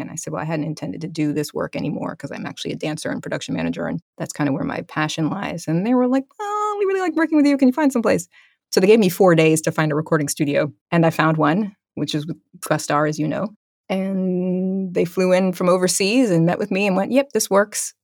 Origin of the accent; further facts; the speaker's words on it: East Coast, United States; moved away as an adult; also born or lived in California / New York; I'm originally from the East Coast